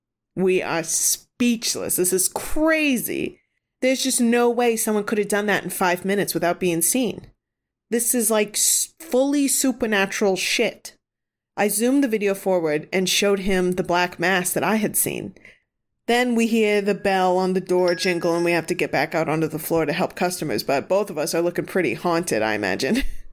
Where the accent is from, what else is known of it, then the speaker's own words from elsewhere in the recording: New England, United States; Maybe it's because we're Catholic or because we're from New England, but we all pretty immediately believe in ghosts here.